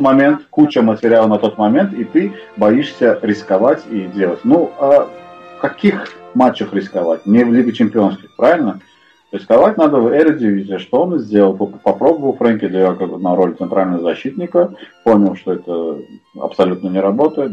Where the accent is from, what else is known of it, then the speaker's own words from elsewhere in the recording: Baku, Azerbaijan; я из Баку